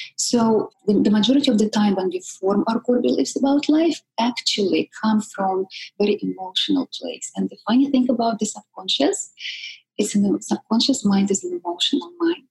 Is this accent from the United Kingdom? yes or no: no; Siberia, Russia; moved away; I come from Russia, all the way from Siberia. I'm that exotic. And growing up in communist Russia